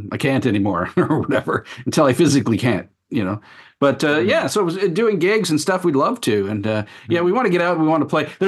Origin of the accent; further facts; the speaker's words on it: Toronto, Ontario, Canada; now in Tokyo, Japan; Trana. I'm from Trana.